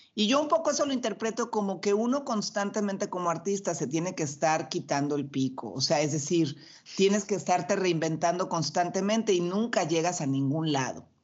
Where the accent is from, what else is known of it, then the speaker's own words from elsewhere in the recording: Mexico; yo además soy mexicana